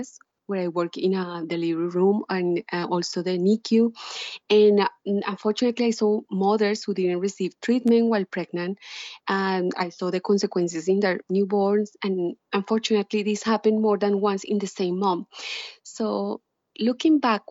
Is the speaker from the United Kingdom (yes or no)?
no; Colombia; moved away as an adult; now in United States; I was a medical student in Colombia, my home country